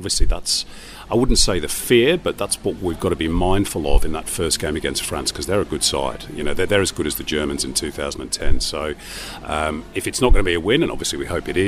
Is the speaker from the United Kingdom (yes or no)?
yes; England, United Kingdom; Uh, and of course, as an Englishman, that uh, that corresponded with uh, our failure to reach both the 74 and the 78 World Cup.